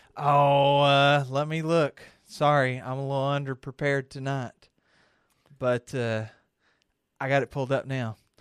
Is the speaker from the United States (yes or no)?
yes; Kentucky, United States; I'm from Kentucky